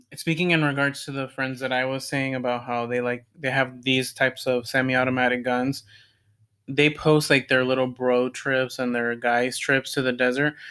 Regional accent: United States; as an American and as a citizen, as a s somebody that lives in what's supposed to be the best country in the world

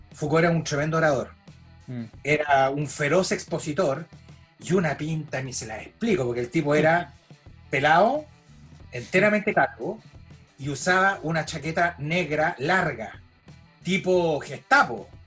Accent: Chile; moved away; also born or lived in France; nací acá, en Chile

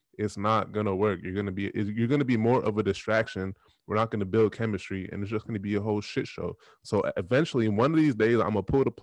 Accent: Long Island, New York, United States; I'm coming from New York, Long Island

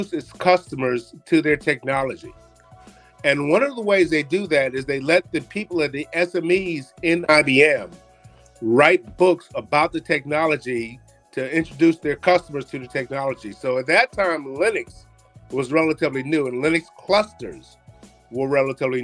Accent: New York City, New York, United States; I was born in Harlem, which I was born in the bad Harlem

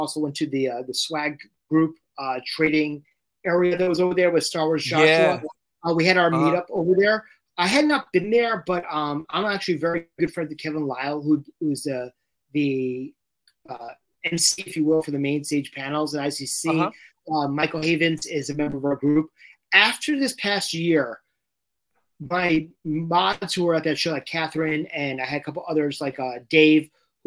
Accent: London, United Kingdom; moved away; I grew up in London and I had not been back in 40 years

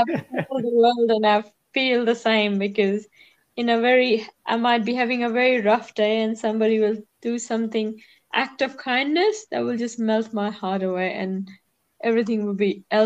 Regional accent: India; now in Australia; I come from India.

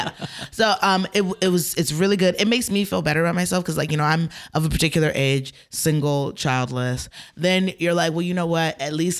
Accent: Georgia, United States; Like when I was little, like I grew up in Georgia.

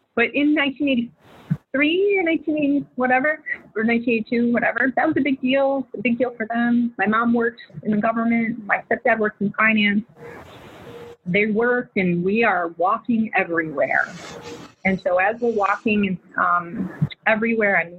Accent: Milwaukee, Wisconsin, United States; we moved to the north side of Milwaukee in the ghetto.

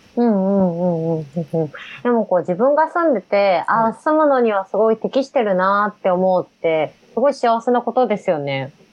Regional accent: Katano, Osaka, Japan; 私は大阪人なんで

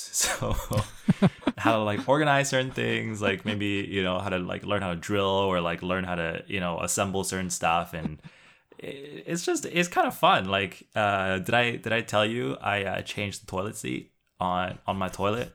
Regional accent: Canada; being Chinese Canadian and the ability to hopefully build a practice in which I can use part of my Mandarin

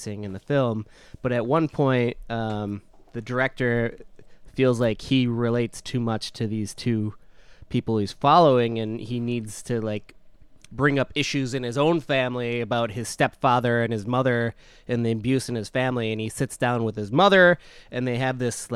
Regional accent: Midwest, United States; we're from the Midwest

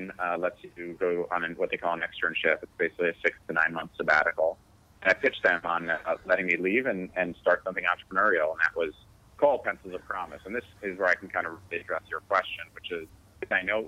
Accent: Connecticut, United States; also born or lived in New York; I grew up in Connecticut

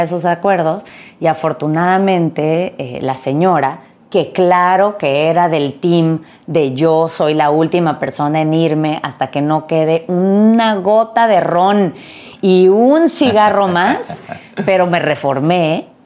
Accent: Mexico; crecí en México

